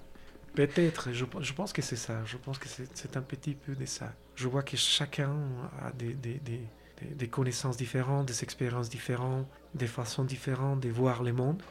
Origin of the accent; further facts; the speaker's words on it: Colombia; French is a second language; moved away as an adult; also born or lived in Brazil / China / South Korea; la Colombie, qui c'est mon pays natal